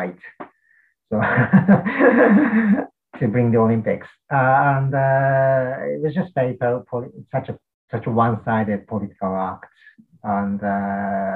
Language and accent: English; Tokyo, Japan; English is a second language; moved away as an adult; also born or lived in England; now in United Kingdom; I'm from Tokyo, but because of the COVID, I'm avoiding staying at my mother's house